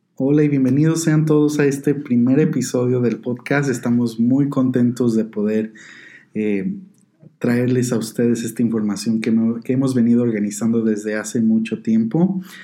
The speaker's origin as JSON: {"language": "Spanish", "region": "Guanajuato", "country": "Mexico", "tie": "born or raised there", "also_born_or_lived": "Colorado, United States", "moved": "yes", "lives_now": "Denver, United States", "said": "yo nací y fui criado en el estado de Guanajuato, en México, y después en el 2003 me vine a Colorado"}